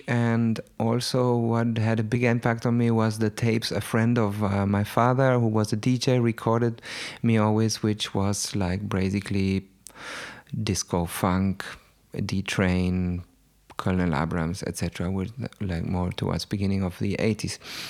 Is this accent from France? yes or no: no; Baden-Württemberg, Germany; also born or lived in Chile; I grew up in Germany already as a small kid.